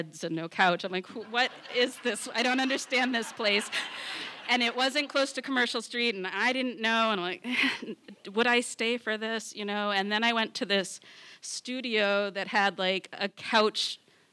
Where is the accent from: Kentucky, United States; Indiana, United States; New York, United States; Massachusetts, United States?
Massachusetts, United States; also born or lived in Boston; I'm from Massachusetts